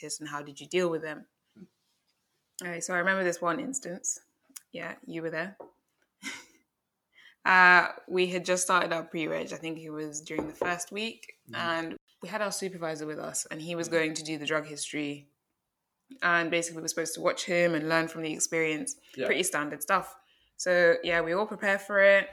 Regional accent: Uganda; also born or lived in London; now in United Kingdom; I'm from Uganda.

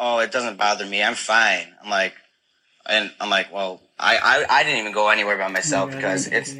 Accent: Rochester, New York, United States; I'm from New York, Rochester.

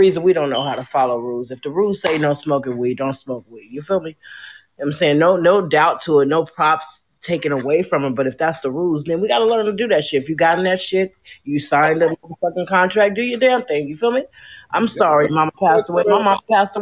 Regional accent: Chicago, Illinois, United States; I'm straight from the Chi-Town. 59th Union. You feel me? I'm a Southside bitch. You feel me? I'm good where we all grew up

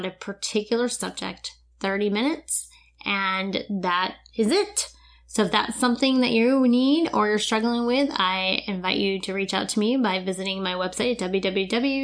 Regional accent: New Smyrna Beach, Florida, United States; moved away; my hometown, New Smyrna Beach, which is only a couple hours away

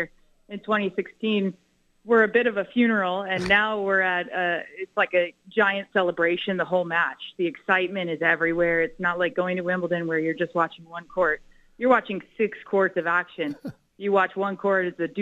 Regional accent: South Florida, United States; moved away as an adult; also born or lived in Fort Lauderdale, Florida; now in Norman, United States; I grew up in South Florida

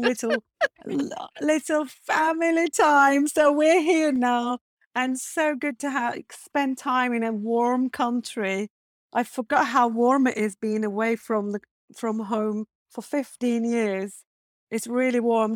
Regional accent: Turkey; English is a second language; moved away as an adult; also born or lived in Istanbul; now in Rottingdean, United Kingdom; I'm originally from Turkey

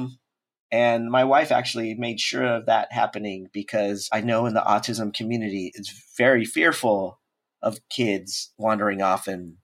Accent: San Diego, California, United States; moved away as an adult; now in Oakland, United States; I originally born and raised in San Diego, but since I work at Pixar, I live in Oakland now

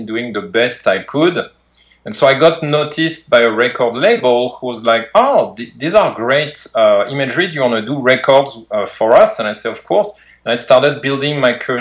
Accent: outside Paris, Île-de-France, France; moved away as an adult; now in California, United States; I grew up in France, right, out of Paris, France

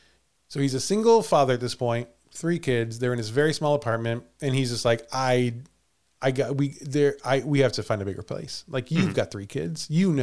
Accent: Villa Ridge, Missouri, United States; moved away; I grew up in Villa Ridge, Missouri, which is, you could call it one town over, although Villa Ridge is unincorporated, technically speaking.

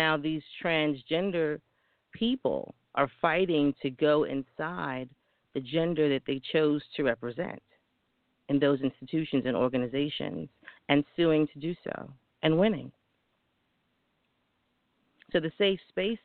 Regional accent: New York, United States; a young woman growing up in New York

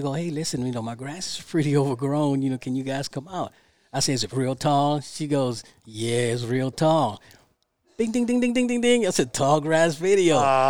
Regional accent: Panama; born there; By the way, I was born in Panama, the Republic of Panama. Okay. So, yo hablo español.

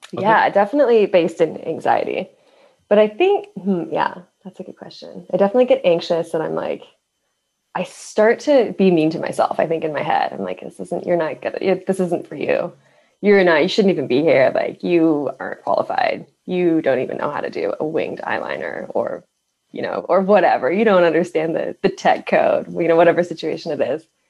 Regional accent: Midwest, United States; I grew up in the Midwest

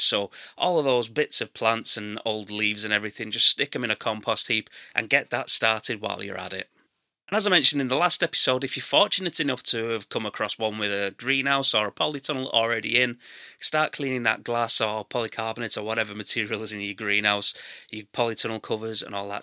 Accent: England, United Kingdom; I'm English and that's how we say it

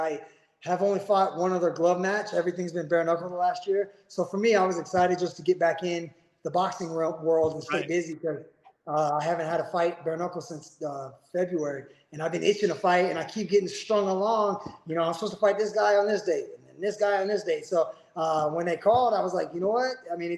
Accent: California, United States; I'm from California, so I had to fly across the country

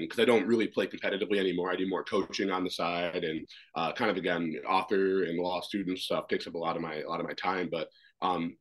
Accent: Minnesota, United States; also born or lived in Washington, D.C., United States; I was adopted from Washington, D.C., and then to Minnesota, and then started skating when I was 3 years old

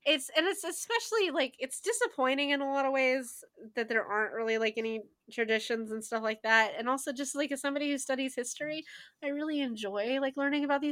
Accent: United States; I'm from the United States, but my heritage is for a different country

